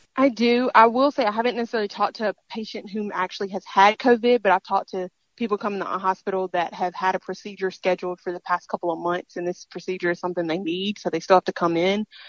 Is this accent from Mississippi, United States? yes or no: yes; Mississippi, United States; this is my home state